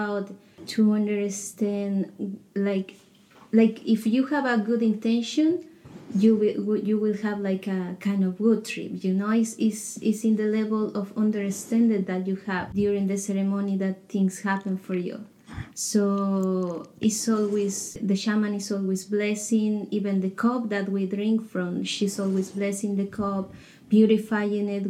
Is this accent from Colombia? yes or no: yes; Colombia; moved away as an adult; I am from Colombia. I came here 3 years ago